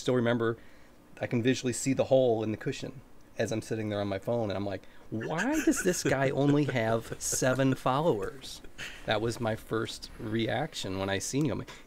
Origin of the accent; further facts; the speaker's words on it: Ohio, United States; So I've been in Ohio in the United States. I've born here, grew up here